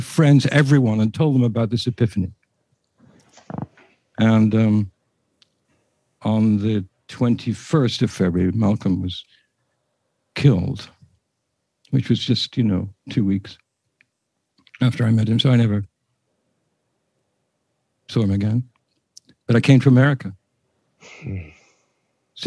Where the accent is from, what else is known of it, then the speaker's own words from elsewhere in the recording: England, United Kingdom; as an Englishman living in England